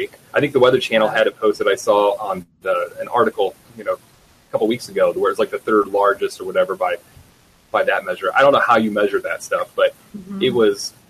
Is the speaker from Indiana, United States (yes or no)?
yes; Indiana, United States; also born or lived in West Virginia; I grew up in Indiana, went to Purdue